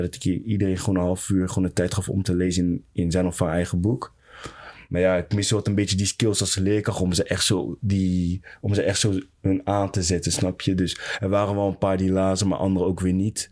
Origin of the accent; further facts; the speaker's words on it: Netherlands; Ik ben een Nederlander ook